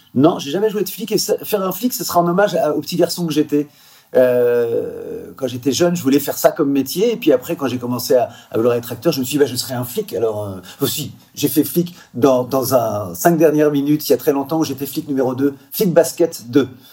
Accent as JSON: {"language": "French", "area": "Quevilly", "region": "Normandy", "country": "France", "said": "chez moi, à Gros quevilly"}